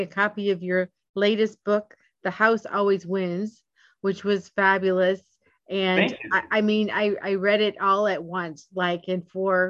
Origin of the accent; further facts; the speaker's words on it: Port Huron, Michigan, United States; I was born in Port Huron, Michigan, which is just north of there.